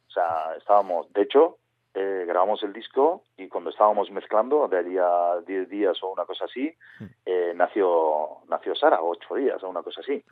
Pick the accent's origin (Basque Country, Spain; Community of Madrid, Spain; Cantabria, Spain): Basque Country, Spain; Urola Valley; nosotros somos del Valle del Urola, de un pueblo pequeñito